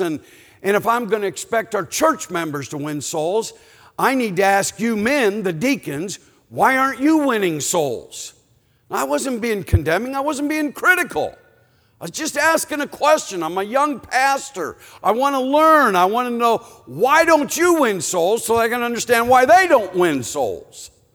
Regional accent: Canton, Ohio, United States; I was born in Canton, Ohio

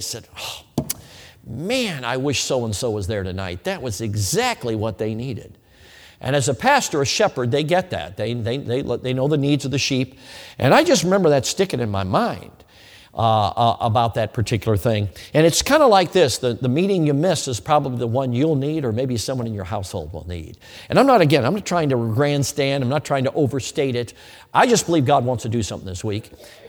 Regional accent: the North, United States; parents had a mixed marriage, okay? A Southerner and a Northerner. But anyway, so But over the years, I was raised in the North.

